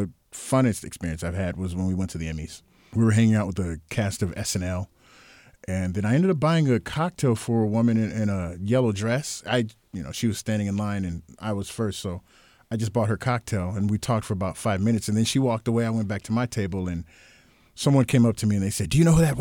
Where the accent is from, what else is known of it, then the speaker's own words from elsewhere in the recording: Los Angeles, California, United States; also born or lived in Seattle; Mind you, I'm from Los, Los Angeles, uh, even though I grew up here as a kid in Seattle, but I've gone back and forth and never exposed to anything like that.